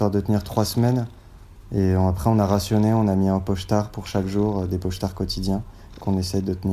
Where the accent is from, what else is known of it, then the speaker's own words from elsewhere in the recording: Nanterre, Île-de-France, France; On vient de Nanterre dans le 92.